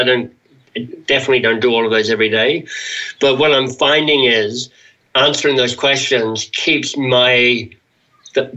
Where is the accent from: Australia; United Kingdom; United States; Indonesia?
Australia; I'm an Australian male